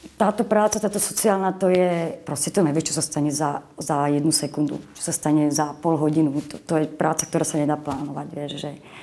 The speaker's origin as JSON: {"language": "Slovak", "town": "Boleráz", "region": "Trnava Region", "country": "Slovakia", "also_born_or_lived": "Moravia", "said": "pochádzam z Boleraza, uh-huh. odkiaľ pochádzal môj otec"}